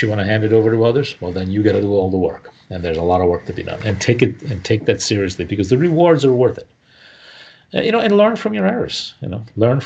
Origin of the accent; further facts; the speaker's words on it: Italian-speaking part of Switzerland, Ticino, Switzerland; first language Italian; English is a second language; moved away; I grew up in the Italian-speaking part of Switzerland. I've been living here for 40 years